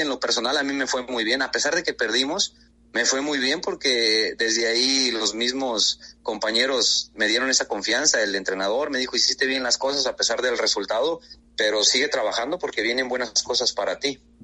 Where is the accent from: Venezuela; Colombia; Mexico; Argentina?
Mexico; El Arenal, Jalisco; moved away as an adult; also born or lived in Guadalajara, Jalisco; now in Guatemala; Tengo 30 años exactamente. Soy de un, me crié en un pueblo llamado El Arenal, Jalisco